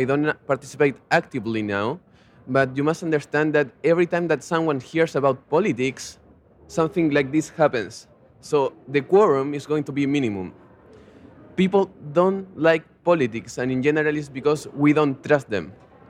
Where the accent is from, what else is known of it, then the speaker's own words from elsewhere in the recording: Chile; I'm also from Chile